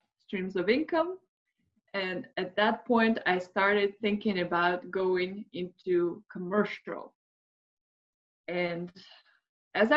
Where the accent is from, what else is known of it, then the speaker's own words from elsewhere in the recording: Moscow, Russia; moved away as an adult; now in United States; I'm originally from Moscow, Russia, and I immigrated to United States 13 years ago.